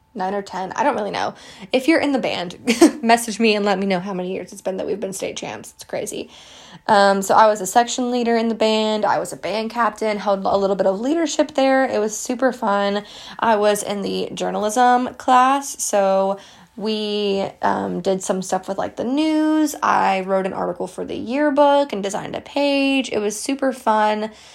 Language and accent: English; West Virginia, United States; I grew up in West Virginia my entire life.